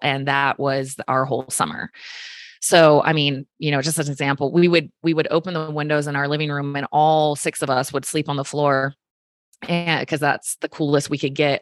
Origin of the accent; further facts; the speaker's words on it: just south of Richmond, Virginia, United States; I grew up in Virginia. Um, somebody's gonna ask, just south of Richmond